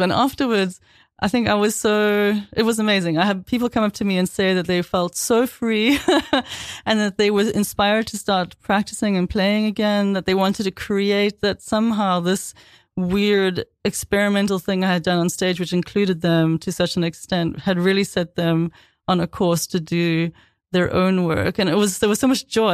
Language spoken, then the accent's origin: English; South Africa; also born or lived in London / Boston; now in New York, United States; growing up in South Africa